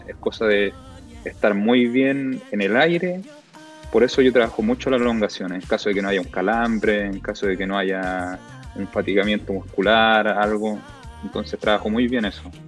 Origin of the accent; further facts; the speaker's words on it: Chile; soy el único chileno que está haciendo esto en ATV